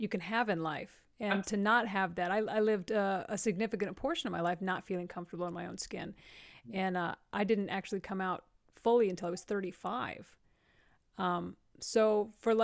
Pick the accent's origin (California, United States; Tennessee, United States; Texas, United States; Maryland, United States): Texas, United States; Amarillo; I grew up in Amarillo, Texas